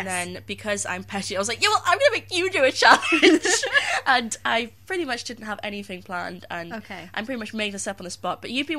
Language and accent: English; United Kingdom; I grew up watching, like, The Young Ones, and then Blackadder, and all that, as most British people did our age.